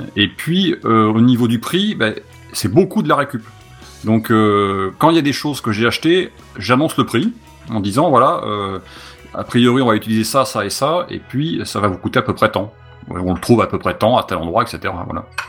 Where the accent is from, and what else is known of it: Bordeaux, Nouvelle-Aquitaine, France